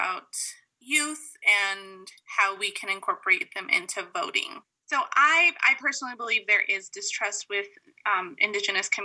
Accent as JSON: {"language": "English", "town": "Window Rock", "region": "Arizona", "country": "United States", "said": "I'm originally from the Navajo Nation, so around Windorock area."}